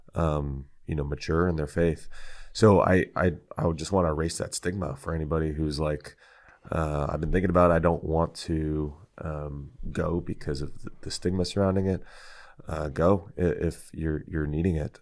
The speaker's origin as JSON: {"language": "English", "town": "Tracy", "region": "California", "country": "United States", "also_born_or_lived": "San Francisco, California / Fremont, California", "moved": "yes", "lives_now": "Glendora, United States", "said": "I'm from Northern California, okay. and there's a you know, people will say it's not really the Bay, uh, Tracy"}